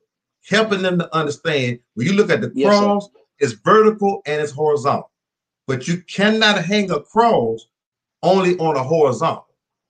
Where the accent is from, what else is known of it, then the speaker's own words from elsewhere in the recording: Minnie, Louisiana, United States; born there; Remember now, I told you I was born in Minnie, Louisiana.